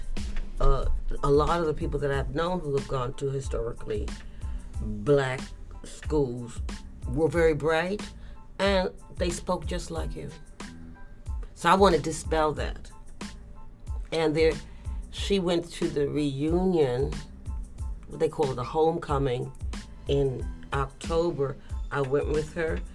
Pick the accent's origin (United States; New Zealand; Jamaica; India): United States; New York City, New York; I was raised in the Lower Bronx, Washington Avenue, Claremont Park, and then I moved to even more projects